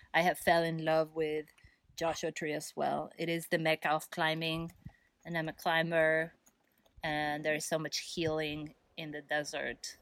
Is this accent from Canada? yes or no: no; Argentina; moved away as an adult; also born or lived in East Coast, United States; now in California, United States; I'm from Argentina originally